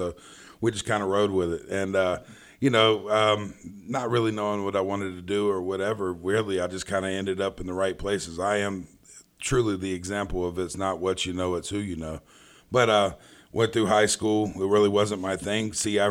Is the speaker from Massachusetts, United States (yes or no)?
no; Charlotte, North Carolina, United States; born there; but I was born right here in Charlotte, North Carolina.